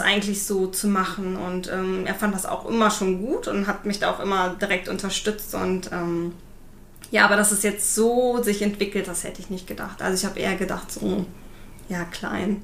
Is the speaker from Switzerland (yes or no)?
no; Düren, North Rhine-Westphalia, Germany; now in Siegburg, Germany; meine äh, Eltern oder meine Familie kommt aus Düren